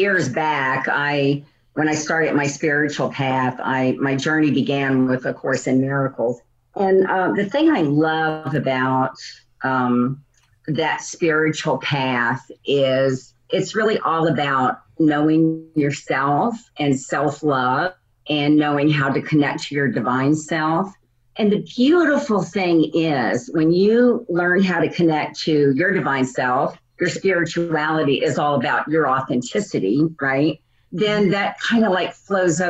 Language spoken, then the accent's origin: English; New Orleans, Louisiana, United States; now in Phoenix, United States; I'm originally from New Orleans, Louisiana, and now I live in Phoenix, Arizona